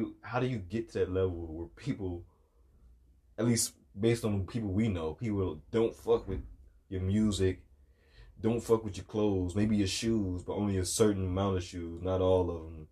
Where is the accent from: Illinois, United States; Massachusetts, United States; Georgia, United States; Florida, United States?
Illinois, United States; Chicago; I'm from Chicago